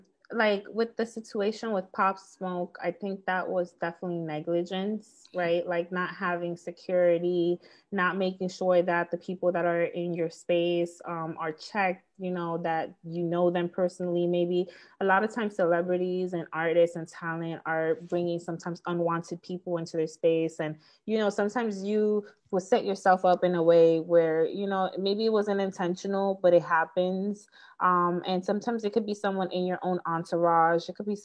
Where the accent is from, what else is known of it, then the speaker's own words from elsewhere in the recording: Bronx, New York, United States; I am from the Bronx, yeah, from New